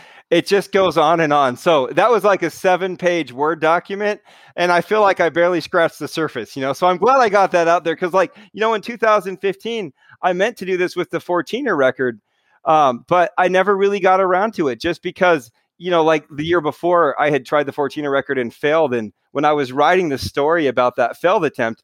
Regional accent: Utah, United States; I'm from Utah

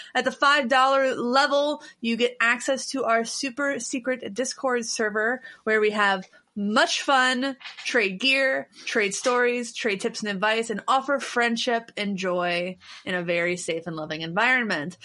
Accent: Cincinnati, Ohio, United States; moved away; I'm from Cincinnati

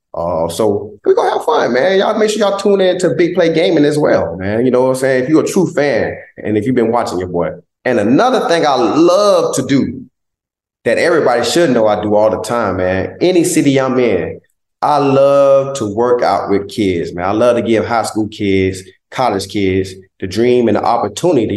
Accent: Southeast Georgia, United States; moved away; also born or lived in Philadelphia; He's one of our biggest role models in Southeast Georgia

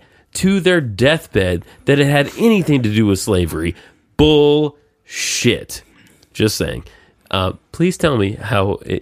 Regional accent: the South, United States; I did grow up listening to the wrong side of it. I am from the South.

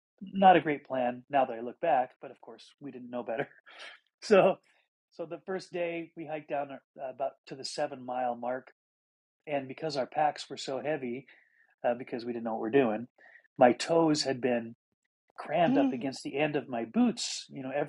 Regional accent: Montana, United States; I grew up in Montana, where it was wide open

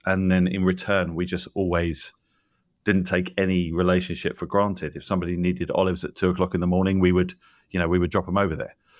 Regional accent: England, United Kingdom; moved away as an adult; now in United States; I'm not from here originally, you know, I grew up in England

